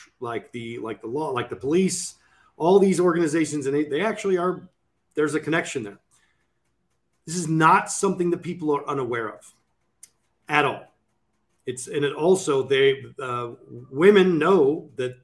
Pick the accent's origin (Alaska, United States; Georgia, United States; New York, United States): Alaska, United States; Sitka; in my hometown of Alaska